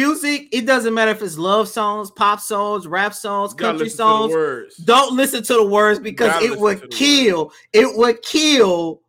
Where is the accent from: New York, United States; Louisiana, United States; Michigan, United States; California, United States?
Louisiana, United States; New Orleans; I would love Sean Payton to come to Houston, of course, because, you know, I'm from New Orleans.